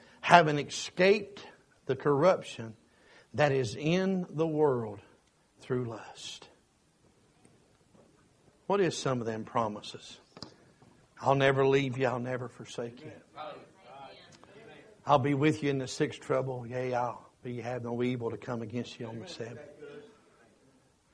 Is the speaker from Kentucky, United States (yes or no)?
yes; Kentucky, United States; I'm from Kentucky and proud of that.